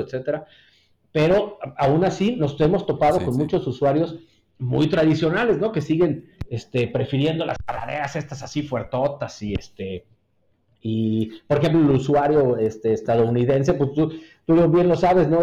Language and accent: Spanish; Mexico City, Mexico; moved away as an adult; now in Querétaro, Mexico; yo nací en la Ciudad de México y este, allá estudié en la Universidad Iberoamericana